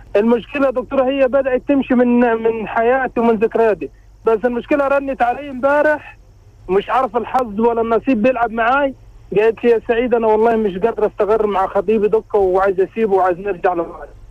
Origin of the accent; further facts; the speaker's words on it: Upper Egypt, Egypt; moved away as an adult; now in Saudi Arabia; وعندنا في الصعيد